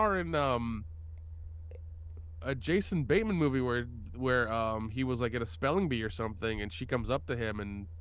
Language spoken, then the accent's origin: English; Atlanta, Georgia, United States; I'm from Atlanta